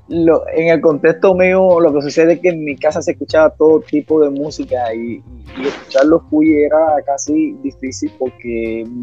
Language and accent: Spanish; Santiago de Cuba, Cuba; moved away as an adult; Yo soy de esa región de esa región. Eh, yo soy de Santiago